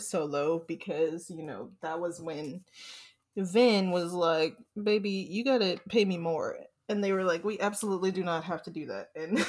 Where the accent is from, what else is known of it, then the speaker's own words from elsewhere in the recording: California, United States; I'm also from California